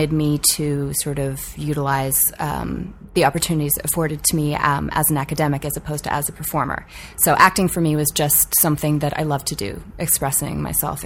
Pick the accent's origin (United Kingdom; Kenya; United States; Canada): Canada; Vancouver, British Columbia; I grew up in Vancouver, Canada